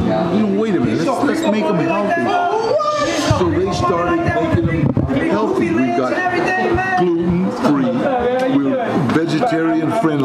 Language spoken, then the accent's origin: English; Los Angeles, California, United States; I grew up here, but I was born here